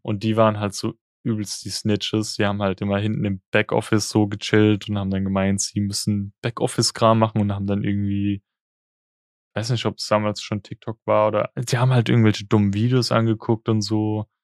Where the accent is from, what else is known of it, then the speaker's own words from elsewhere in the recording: the Palatinate area, Rhineland-Palatinate, Germany; ich komme auch aus der Ecke